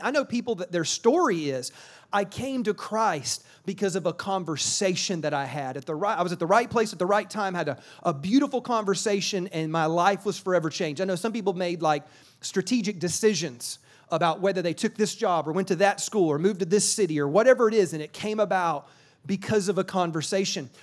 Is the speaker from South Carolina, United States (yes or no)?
yes; South Carolina, United States; now in California, United States; I live in California, but I'm from South Carolina